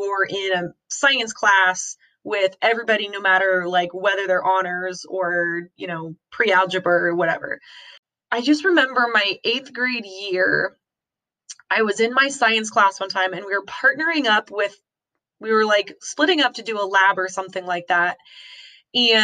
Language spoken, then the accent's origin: English; Wenatchee, Washington, United States; I grew up in Eastern Washington, in a small town called Wenatchee